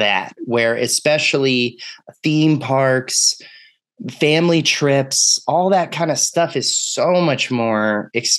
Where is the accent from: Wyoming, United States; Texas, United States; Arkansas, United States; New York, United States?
Texas, United States; moved away; I'm from Texas.